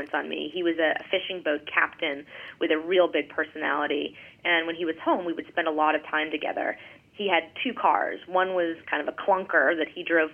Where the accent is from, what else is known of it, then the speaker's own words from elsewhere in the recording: Gloucester, Massachusetts, United States; moved away; I grew up in Gloucester, Massachusetts, which is a small, you know, town on the ocean just about 30 miles north of Boston, a small fishing town.